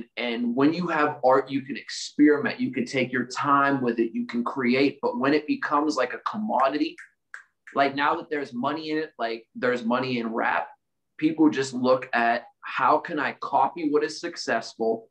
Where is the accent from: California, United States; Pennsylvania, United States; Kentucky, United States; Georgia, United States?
Pennsylvania, United States; Pittsburgh; my hometown